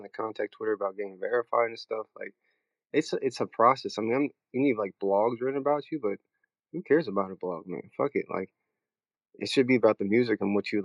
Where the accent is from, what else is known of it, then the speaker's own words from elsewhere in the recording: Maryland, United States; I'm from Maryland